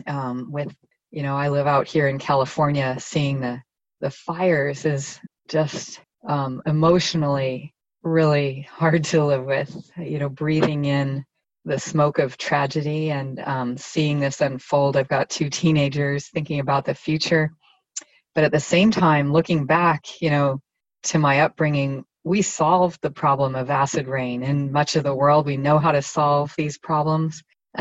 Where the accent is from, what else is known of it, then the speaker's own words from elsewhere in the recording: Germany; also born or lived in United States; I grew up partly in West Germany. I'm American by background, but a lot of strands.